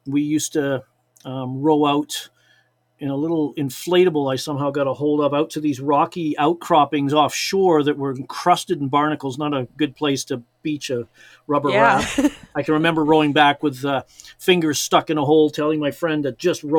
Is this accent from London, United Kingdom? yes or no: no; Liverpool, North West England, United Kingdom; born there; moved away; we went fishing at a local lake in a place called Sefton Park, because I was born in Liverpool, England.